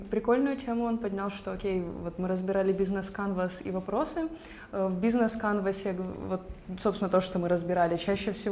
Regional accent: Kyiv, Ukraine; И я сама из Киева, и вот я на три дня приехала.

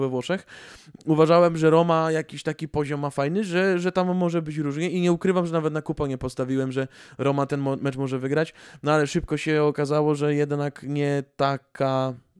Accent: Greater Poland, Poland; z Wielkopolski pochodzę

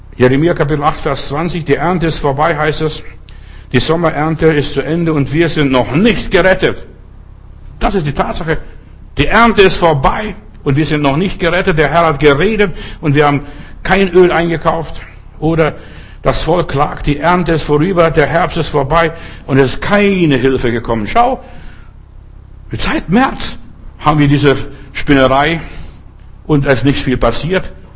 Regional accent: Lithuania; bei uns in Litauen

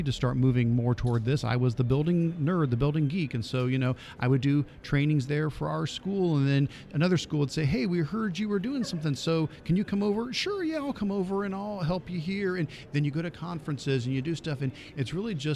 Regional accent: Northeast Ohio, United States; I'm from Northeast Ohio, and I'm a technology integration guy up there.

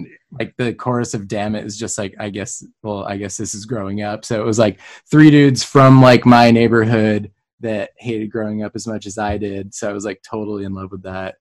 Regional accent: San Diego, California, United States; also born or lived in Los Angeles; I was born in San Diego, raised in San Diego

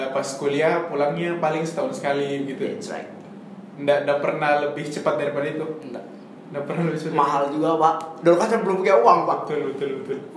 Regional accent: Makassar, South Sulawesi, Indonesia; now in Merauke, Indonesia; iya saya Makassar Makassar Bobau terus

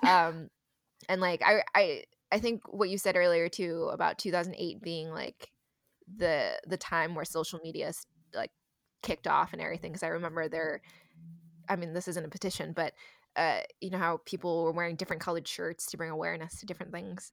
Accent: Bay Area, California, United States; Growing up in the Bay Area, surrounded by a lot of liberal views

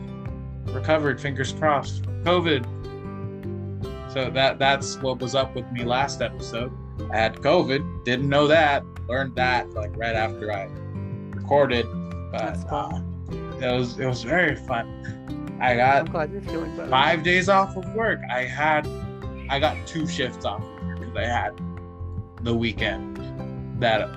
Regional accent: United States; I am American

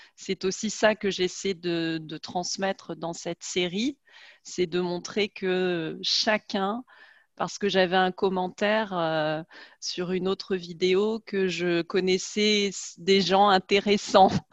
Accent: France; moved away as an adult; also born or lived in Germany; en tant que Française, et surtout en tant que Française de ma génération

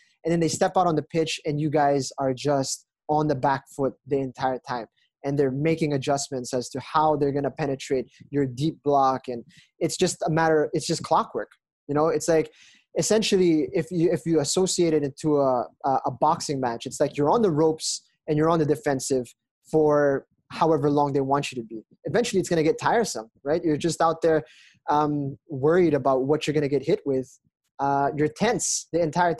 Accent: Philippines; as a Filipino football fan

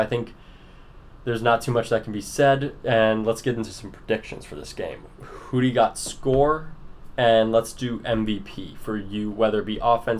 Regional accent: South Florida, United States; I'm from South Florida. FAU was my hometown team.

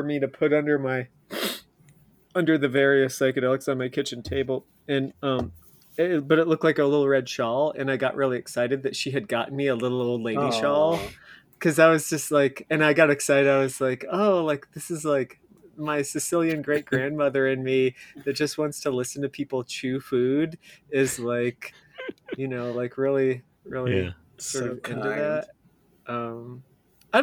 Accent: Indiana, United States; I grew up in Indiana

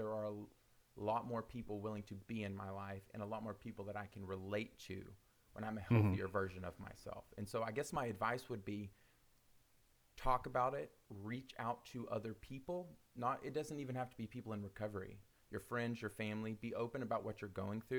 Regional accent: Oklahoma, United States; We're both from Oklahoma

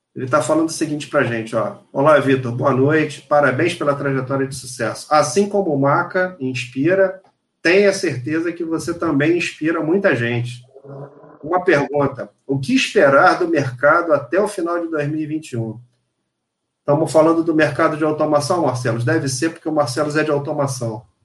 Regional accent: Rio de Janeiro, Brazil; Sou carioca, segundo lugar, sou profissional da indústria

